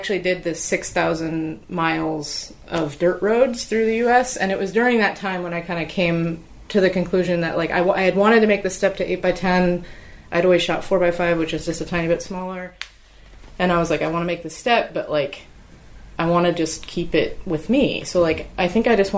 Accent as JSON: {"language": "English", "town": "Seattle", "region": "Washington", "country": "United States", "tie": "born or raised there", "moved": "yes", "said": "I grew up in Seattle"}